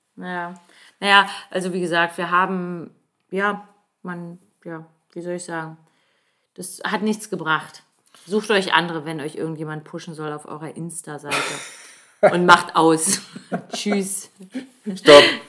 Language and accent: German; Northern Germany, Germany; moved away as an adult; also born or lived in Halle an der Saale, Saxony-Anhalt; im Norden von Deutschland, wo ich aufgewachsen bin